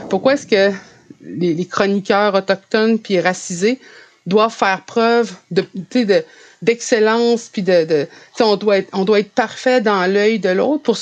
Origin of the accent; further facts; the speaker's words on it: Canada; first language French; moi, le français, c'est ma première langue parce que c'est celle que j'ai appris. Même si j'étais entourée euh, d'Inou qui parlaient de, façon fluide, l'Inou et j'ai appris le français